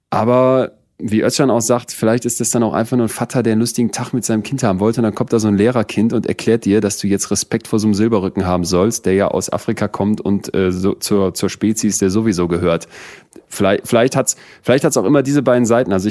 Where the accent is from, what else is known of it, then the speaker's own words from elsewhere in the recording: Solingen, North Rhine-Westphalia, Germany; beim Essen gehen mit den Eltern in Solingen, wo ich groß geworden bin?